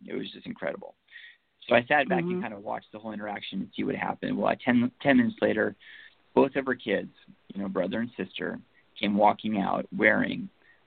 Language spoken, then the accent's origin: English; Seattle, Washington, United States; we're from Seattle